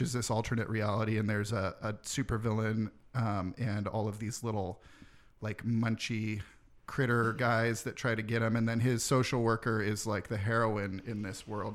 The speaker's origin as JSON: {"language": "English", "town": "Roseville", "region": "California", "country": "United States", "tie": "born or raised there", "also_born_or_lived": "Santa Rosa", "lives_now": "Sacramento, United States", "said": "Roseville is what I consider my hometown"}